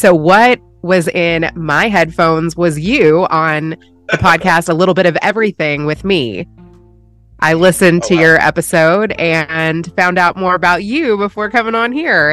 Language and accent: English; Louisville, Kentucky, United States; moved away as an adult; also born or lived in California; now in Texas, United States; I was born in Louisville, Kentucky. Yeah, born and raised there.